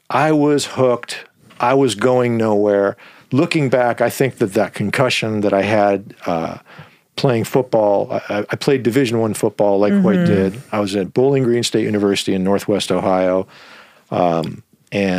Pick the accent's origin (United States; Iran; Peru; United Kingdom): Iran; moved away; I'm half Iranian and I was born in Iran